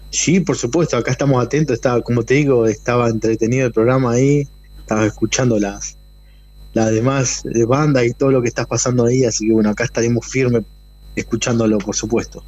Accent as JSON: {"language": "Spanish", "region": "Neuquén", "country": "Argentina", "tie": "born or raised there", "also_born_or_lived": "Zapala / Plottier", "said": "nací en Zapala, pero nacido y criado prácticamente acá en la ciudad de Neuquén"}